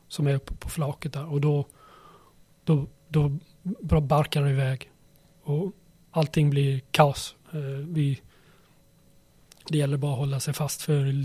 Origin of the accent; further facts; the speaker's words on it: Karlstad, Värmland, Sweden; born there; also born or lived in Småland / Skåne; jag föddes i Karlstad. Sen flyttades vi till Småland och Skåne, ett par ställen.